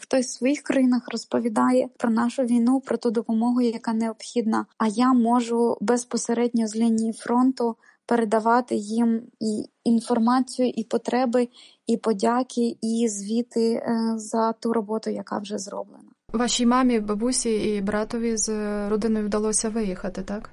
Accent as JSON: {"language": "Ukrainian", "country": "Ukraine", "tie": "born or raised there", "moved": "as an adult", "said": "моє рідне місто, в якому я народилась і прожила 25 років свого життя."}